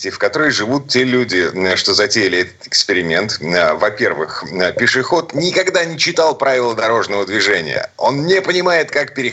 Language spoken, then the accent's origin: Russian; Saint Petersburg, Russia; из Петербурга